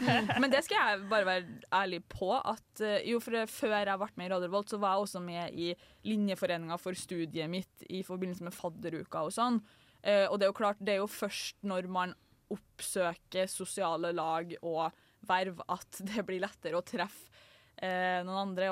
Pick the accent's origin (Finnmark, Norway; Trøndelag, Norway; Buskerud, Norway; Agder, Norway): Trøndelag, Norway; Trondheim; jeg har vært her hele fuckings livet